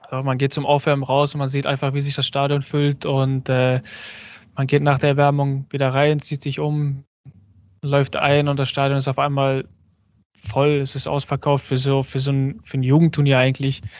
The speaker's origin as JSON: {"language": "German", "country": "Germany", "tie": "born or raised there", "said": "also ich bin Türke, ich fühle mich auch als Türke. Klar bin ich in Deutschland aufgewachsen, ich bin Deutschland auch, sagen wir mal, einiges dankbar."}